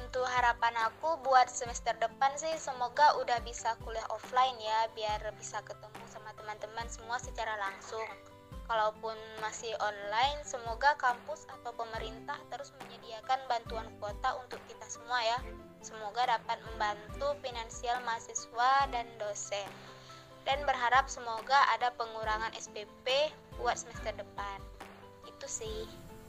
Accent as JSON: {"language": "Indonesian", "region": "Jambi", "country": "Indonesia", "tie": "born or raised there", "moved": "as an adult", "lives_now": "Semarang, Indonesia", "said": "aku asli Jambi"}